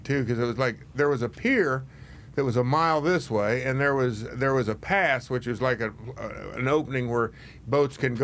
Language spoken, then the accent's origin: English; Kansas, United States; moved away; I'm from Kansas